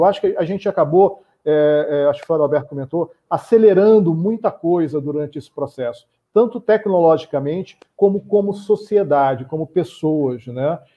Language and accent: Portuguese; Rio de Janeiro, Brazil; eu, como carioca